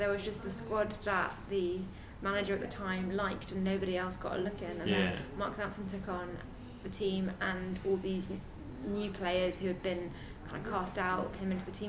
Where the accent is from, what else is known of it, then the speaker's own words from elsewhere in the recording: United Kingdom; But I'm white and British